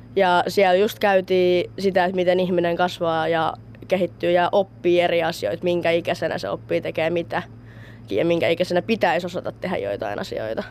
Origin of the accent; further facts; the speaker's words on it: Kouvola, Kymenlaakso, Finland; mä tuun itse Kouvolasta